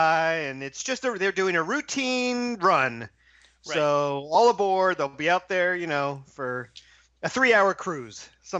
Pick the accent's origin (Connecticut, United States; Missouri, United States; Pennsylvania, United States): Pennsylvania, United States; Philadelphia; I'm from Philadelphia